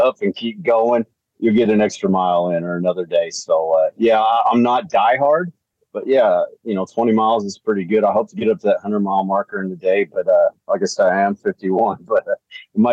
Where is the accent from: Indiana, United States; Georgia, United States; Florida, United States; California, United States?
Indiana, United States; small town outside Evansville, Southern; I'm from Southern Indiana, a little small town outside of Evansville